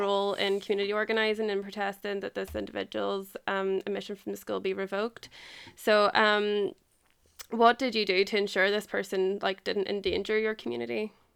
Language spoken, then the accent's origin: English; Ireland; I'm from Ireland